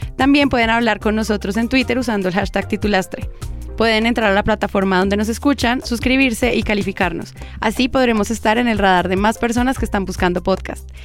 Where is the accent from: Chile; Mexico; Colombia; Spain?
Colombia; como colombianos